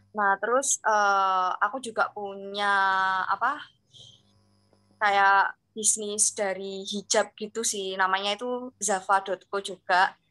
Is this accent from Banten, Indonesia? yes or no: no; Kediri, East Java, Indonesia; dari manajemen perhotelan angkatan 2019 Fakultas Vokasi. Nah asal aku ini dari kota Kediri.